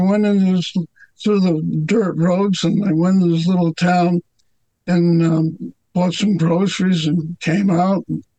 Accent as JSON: {"language": "English", "town": "Glen Ridge", "region": "New Jersey", "country": "United States", "tie": "born or raised there", "said": "I grew up in Glen Ridge, New Jersey."}